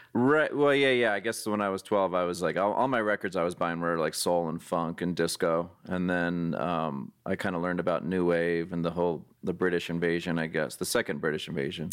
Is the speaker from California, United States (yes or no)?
yes; San Jose, California, United States; growing up in San Jose, California, which is next to San Francisco